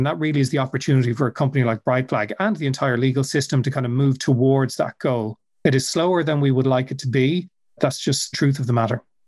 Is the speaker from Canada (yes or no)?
no; Dublin, Leinster, Ireland; I'm originally from Dublin, which is where I still live